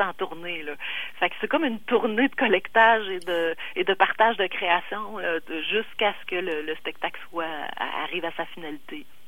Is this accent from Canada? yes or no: yes; Quebec City, Quebec, Canada; je suis chez nous à Québec. Là, euh, mon, mon père livrait à Sainte-Foy